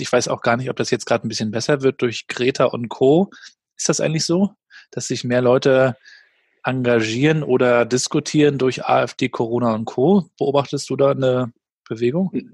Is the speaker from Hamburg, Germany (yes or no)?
no; Rostock, Mecklenburg-Vorpommern, Germany; Ich kam ja aus Warnemünde, damals noch ohne Tourismus